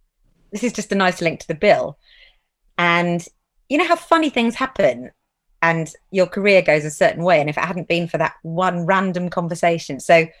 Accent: Brighton, South East England, United Kingdom; moved away; also born or lived in London; Yeah, I'm from Brighton.

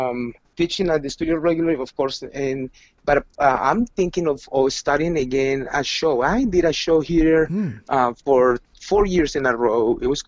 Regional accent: Medellin, Antioquia, Colombia; English is a second language; I was semi-accepted the first time I went to Buenos Aires because I was from Medellin. I was Latin, and Medellin was a tango city.

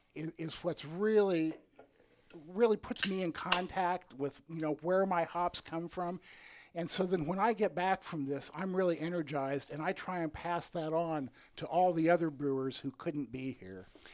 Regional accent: the middle of Iowa, United States; I grew up in the middle of Iowa in, okay. in the 50s and 60s.

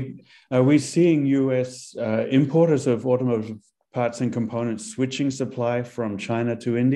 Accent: New Zealand; which I grew up with in New Zealand.

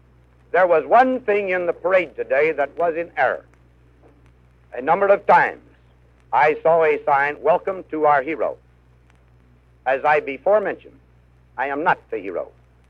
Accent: Abilene, Kansas, United States; moved away as an adult; I am from Abilene.

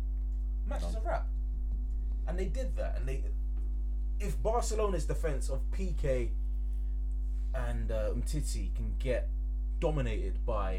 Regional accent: England, United Kingdom; because we're English

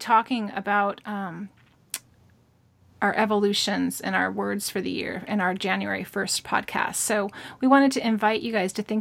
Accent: Alta Loma, California, United States; now in Northern California, United States; I lived in Altaloma, which is a little suburb over by Upland, Ontario, the base of Mount Baldy

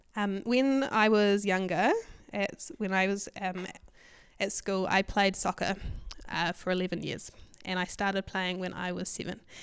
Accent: Hamilton, Waikato, New Zealand; I grew up in Hamilton

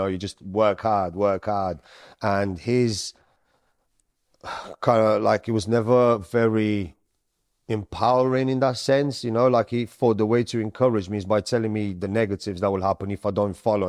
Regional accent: Romania; also born or lived in Sicily, Italy; So I was born in Sicily. Then as time went on, my mum was Sicilian. My dad is Romanian. So I went from Sicily, I went into Romania.

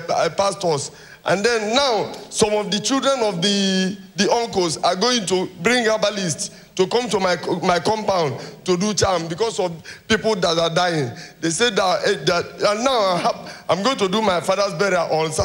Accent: Enugu State, Nigeria; I'm from Enugu State

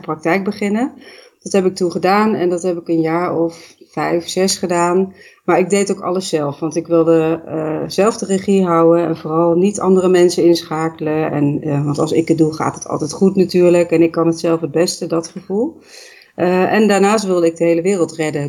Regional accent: Netherlands; ik kom uit Nederland

